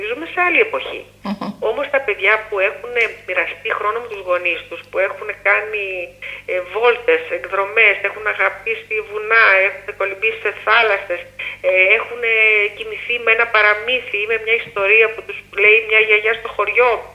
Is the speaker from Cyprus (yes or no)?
no; Larissa, Thessaly, Greece; εγώ μεγάλωσα στη Λάρισα